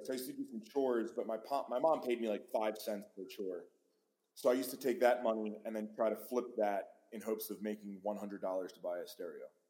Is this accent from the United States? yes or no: yes; Pennsylvania, United States; moved away; i grew up in pennsylvania